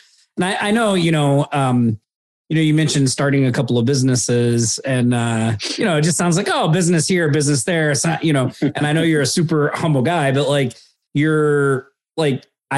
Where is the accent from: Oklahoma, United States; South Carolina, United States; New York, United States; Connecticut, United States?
Oklahoma, United States; I'm from Oklahoma. I lived way out in the country